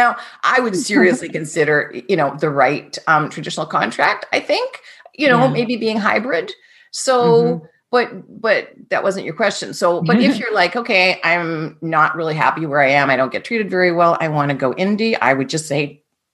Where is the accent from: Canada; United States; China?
Canada; I'm Canadian